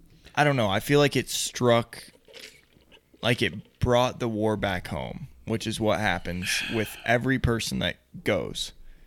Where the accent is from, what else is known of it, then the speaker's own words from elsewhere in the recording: Texas, United States; also born or lived in Ohio; now in Utah, United States; in the South, like where I grew up in Texas